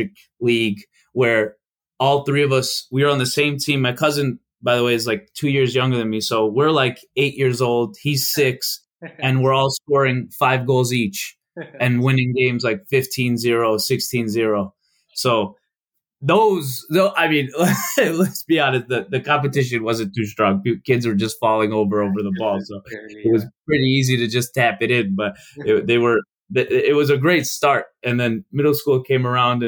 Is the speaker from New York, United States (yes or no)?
no; Chicago, Illinois, United States; born or raised there; first language Albanian; English is a second language; also born or lived in North Macedonia